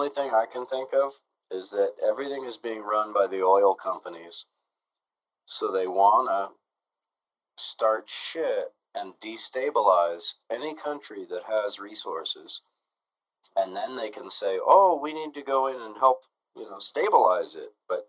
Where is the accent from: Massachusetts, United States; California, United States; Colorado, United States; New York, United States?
California, United States; Northern; Northern California, about an hour north of San Francisco.